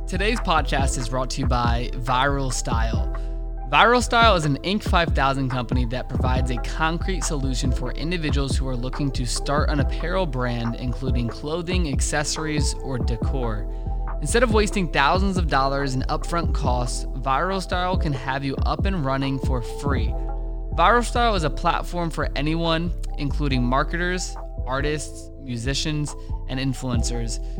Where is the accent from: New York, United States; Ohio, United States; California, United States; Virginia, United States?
Virginia, United States; we're both from Virginia.